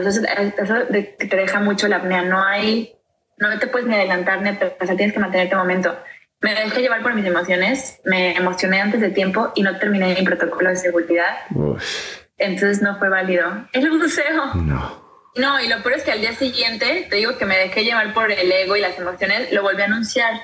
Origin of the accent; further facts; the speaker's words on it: Ciudad del Carmen, Campeche, Mexico; yo nací en una isla, en Ciudad del Carmen, Campeche, en el Golfo de México